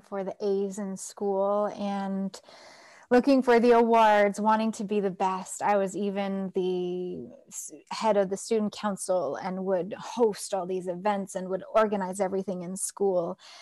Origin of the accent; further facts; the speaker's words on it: Toronto, Ontario, Canada; moved away; also born or lived in Nepal; I was born in Toronto, Canada.